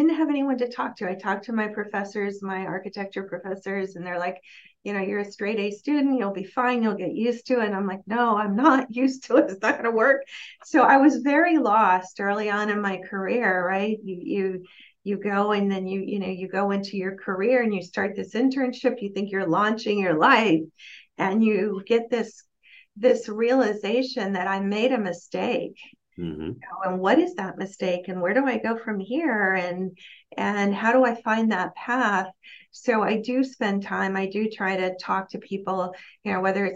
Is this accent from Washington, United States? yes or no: no; Miami, Florida, United States; moved away; I'm from Miami